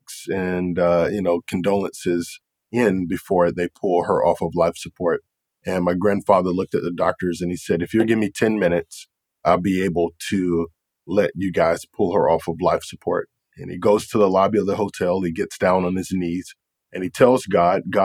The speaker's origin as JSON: {"language": "English", "town": "Raleigh", "region": "North Carolina", "country": "United States", "tie": "born or raised there", "moved": "yes", "lives_now": "Jacksonville, United States", "said": "I grew up in the Raleigh-Durham, North Carolina area"}